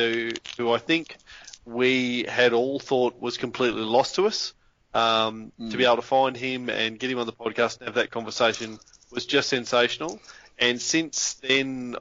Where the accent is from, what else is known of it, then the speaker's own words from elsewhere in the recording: Northern Territory, Australia; when I was a kid, I grew up in the Northern Territory on an Aboriginal settlement